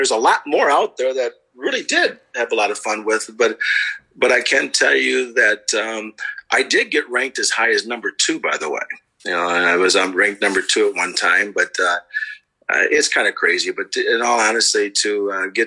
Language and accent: English; Dubuque, Iowa, United States; moved away as an adult; also born or lived in Lewis University, Illinois; growing up in Dubuque were the families and the friends were so together in the communities.